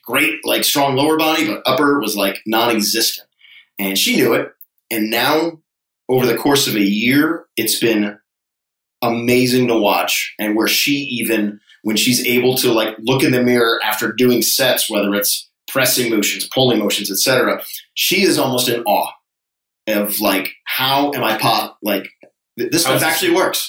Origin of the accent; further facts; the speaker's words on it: Connecticut, United States; moved away as an adult; also born or lived in Hawaii; now in Charleston, United States; growing up in Connecticut